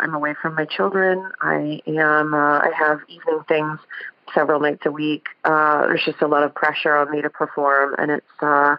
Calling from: Columbus, Ohio, United States; I'm calling you from Ohio.

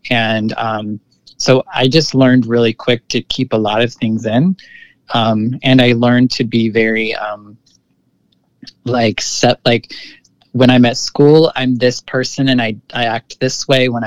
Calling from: San Francisco, California, United States; I'm currently living in the lower Haight of San Francisco. So, I've been here for a few years now.

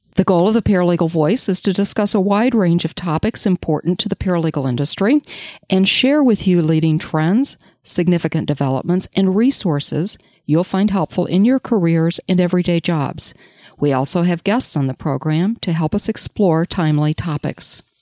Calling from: Charlevoix, Michigan, United States; I'm calling in from Charlevoix, Michigan.

